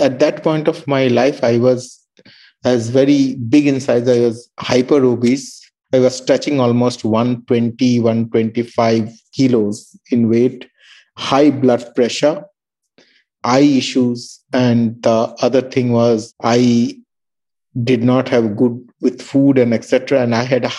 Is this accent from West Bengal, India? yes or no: yes; Darjeeling, West Bengal, India; moved away as an adult; now in Melbourne, Australia; I was born in Darjeeling